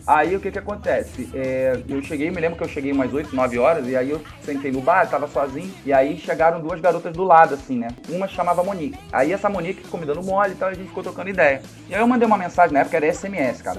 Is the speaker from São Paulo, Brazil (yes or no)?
no; Rio de Janeiro, Brazil; eu sou do Rio de Janeiro, capital